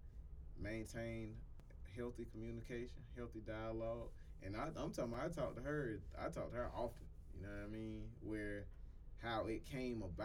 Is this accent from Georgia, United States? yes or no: yes; Augusta, Georgia, United States; I'm from Augusta, Georgia